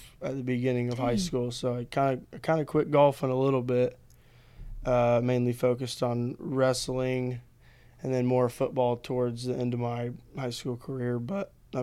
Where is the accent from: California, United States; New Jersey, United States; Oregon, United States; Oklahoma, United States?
Oklahoma, United States; I'm from Oklahoma. I grew up dancing a little bit in my mom's studio